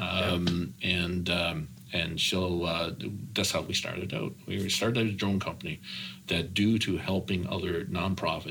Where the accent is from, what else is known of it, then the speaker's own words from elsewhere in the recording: Deer Lake, Newfoundland and Labrador, Canada; moved away as an adult; also born or lived in St. John's / Las Vegas / Tulsa, Oklahoma; I grew up in Deer Lake, so that was the woods industry